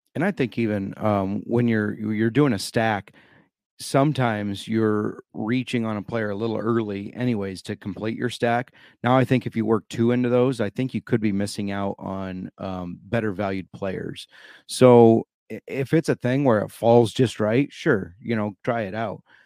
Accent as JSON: {"language": "English", "region": "Iowa", "country": "United States", "said": "in my home state of iowa"}